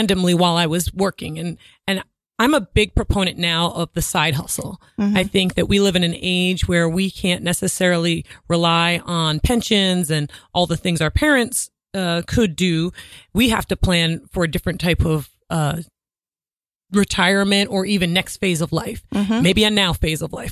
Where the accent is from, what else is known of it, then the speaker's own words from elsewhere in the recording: Rhode Island, United States; also born or lived in Boston / New York; now in Manhattan, United States; I live in Manhattan, but I'm from Rhode Island